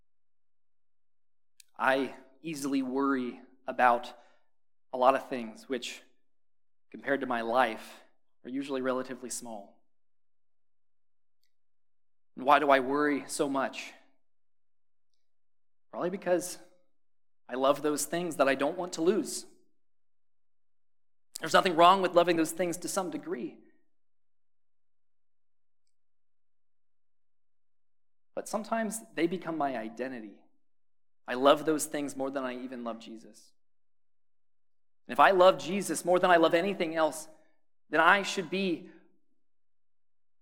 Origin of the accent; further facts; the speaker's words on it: Pennsylvania, United States; moved away as an adult; now in Ohio, United States; I grew up in Pennsylvania